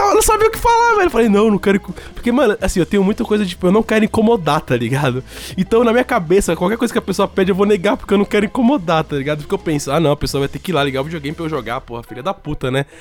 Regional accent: Brazil; a gente nunca saiu do Brasil

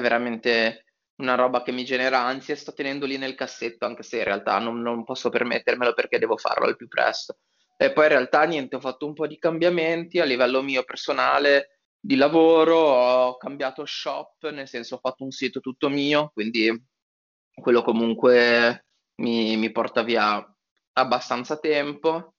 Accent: Genoa, Liguria, Italy; moved away as an adult; also born or lived in Turin; now in Milan, Italy; io sono genovese

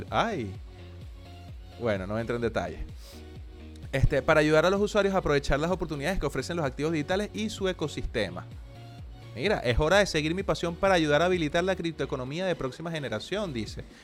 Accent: Argentina; Yo soy argentina, manguito.

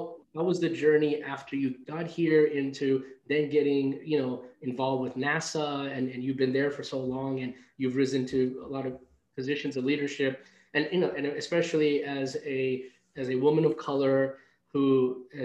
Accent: New York City, New York, United States; also born or lived in India; I grew up in New York City

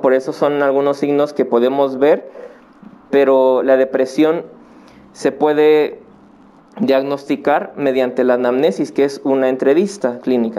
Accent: Acapulco, Guerrero, Mexico; moved away as an adult; now in Puebla, Mexico; yo nací en Acapulco. Eh, en el 2004 yo vine aquí a Puebla a estudiar la universidad

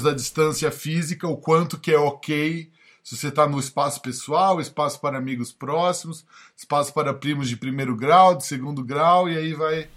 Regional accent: São Paulo, Brazil; moved away as an adult; now in United States; eu não sei nem se eu tô falando como paulista de falar

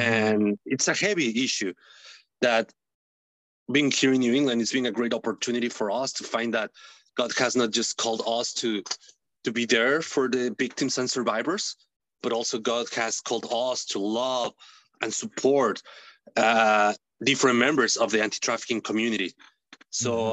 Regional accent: Mexico City, Mexico; English is a second language; moved away as an adult; now in Massachusetts, United States; I'm from Mexico City. I was born raised in Mexico City.

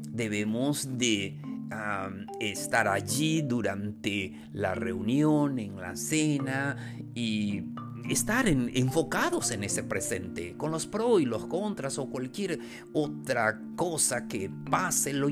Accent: Mexico; especialmente acá en México, nosotros como mexicanos mm, dejamos hasta el último momento las cosas.

